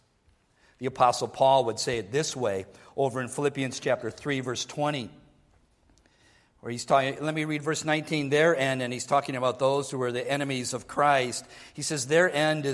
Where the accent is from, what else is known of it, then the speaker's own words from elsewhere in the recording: Minnesota, United States; I was born in Minnesota